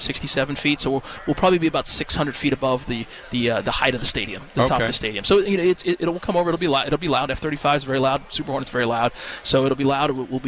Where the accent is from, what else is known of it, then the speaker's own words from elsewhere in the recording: Los Angeles, California, United States; also born or lived in Fresno, California; I'm an LA Rams fan. I grew up in Los Angeles.